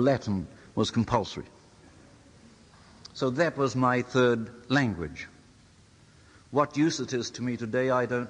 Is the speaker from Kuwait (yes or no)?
no; Te Tai Tokerau, Northland, New Zealand; first language Maori; English is a second language; I was born in Taitokorau into the age where, I suppose, with the exception of three of us, the rest of our people were almost illiterate or semi-illiterate.